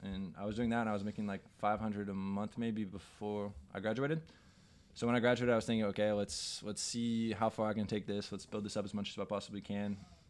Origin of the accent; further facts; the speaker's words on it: Andover, Kansas, United States; Landon's brother. I'm 23 years old. I grew up in Andover, Kansas.